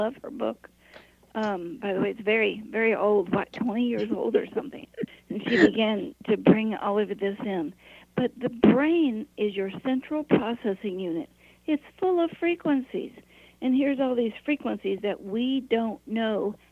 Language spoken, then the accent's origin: English; Appalachia, United States; I was raised in Appalachia